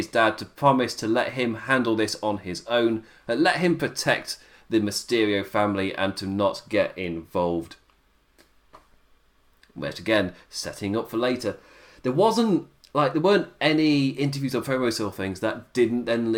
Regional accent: England, United Kingdom; as an Englishman

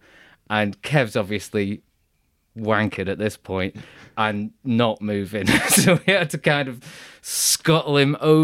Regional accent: United Kingdom; being British

